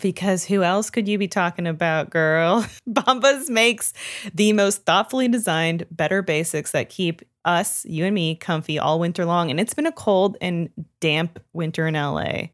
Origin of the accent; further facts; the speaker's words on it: Canada; moved away; I grew up learning French in Canada